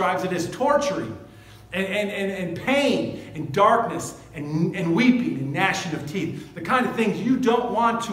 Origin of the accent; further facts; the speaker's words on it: United States; I'm an American. I live in this country